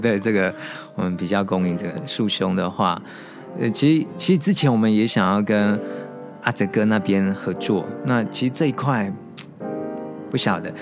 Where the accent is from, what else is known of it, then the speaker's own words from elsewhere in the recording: Kaohsiung, Taiwan; 因为我是高雄人